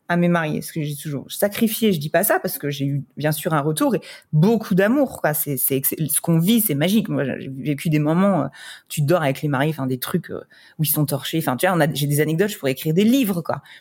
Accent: Grand Est, France; accent: French; moved away as an adult; now in Dubai, United Arab Emirates

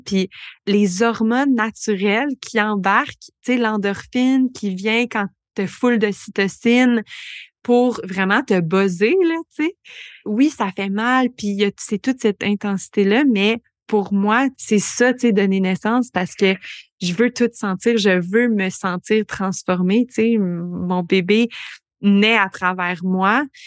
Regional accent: Bromont, Quebec, Canada; moved away as an adult; also born or lived in Montreal; now in Granby, Canada; j'ai grandi à Bromont, à Sheffer, donc je viens du coin

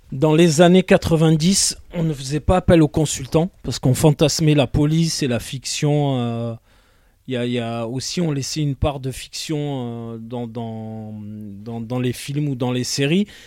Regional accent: Marseille, Provence-Alpes-Côte d'Azur, France; je suis né en 1980 à Marseille

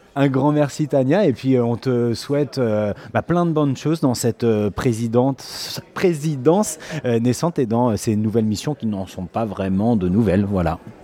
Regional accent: France; nous en tant que français qui sommes confortablement installés dans notre langue

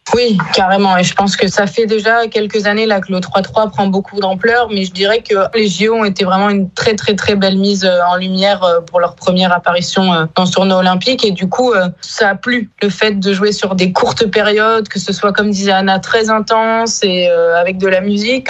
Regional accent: Bayonne, Nouvelle-Aquitaine, France; moved away as an adult; also born or lived in Paris / Mont-de-Marsan / Lille / Brittany; now in Landerneau, France; je suis originaire de Paris, mais je me considère quand même plus euh, basque de naissance. Je suis arrivée très très tôt dans le Pays basque.

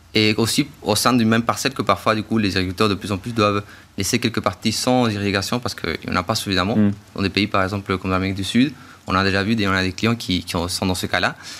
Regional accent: Chile; moved away; je viens du coup du Chili

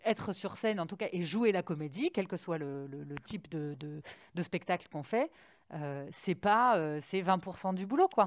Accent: Paris, Île-de-France, France; je suis parisienne

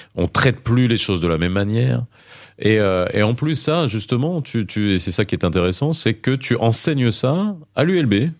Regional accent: France; also born or lived in Morocco; j'ai grandi en France

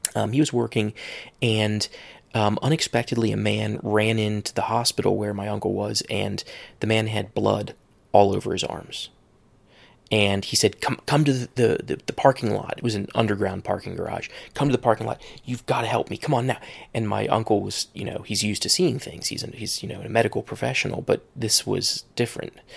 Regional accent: Cincinnati, Ohio, United States; moved away; I'm from Cincinnati, Ohio

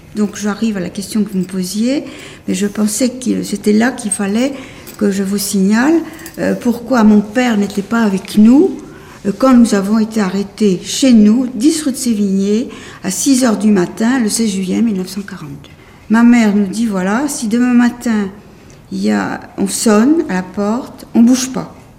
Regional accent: Paris, Île-de-France, France; je suis née à Paris euh, en novembre 1929, pas très loin d'ici

